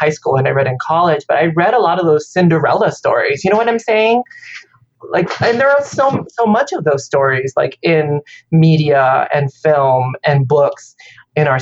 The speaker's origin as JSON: {"language": "English", "country": "Vietnam", "tie": "born or raised there", "moved": "yes", "lives_now": "United States", "said": "I was born in Vietnam"}